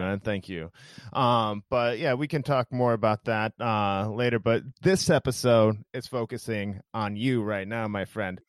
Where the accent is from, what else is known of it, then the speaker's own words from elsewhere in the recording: Iowa, United States; moved away; my home state of Iowa